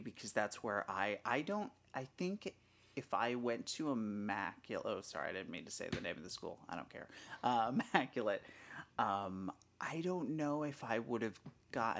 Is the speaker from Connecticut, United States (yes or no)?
yes; Connecticut, United States; I grew up here in Connecticut